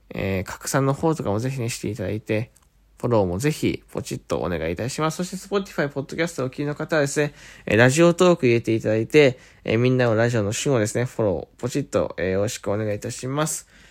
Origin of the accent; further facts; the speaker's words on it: Fukuoka, Japan; accent: Hakata dialect; 方言なかなか博多出身、福岡出身で、方言ってなかなか出ないつもりだったんですけど、染みついちゃって